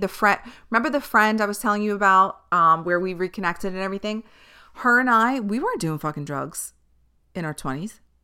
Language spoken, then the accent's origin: English; New York City, New York, United States; I grew up on Staten Island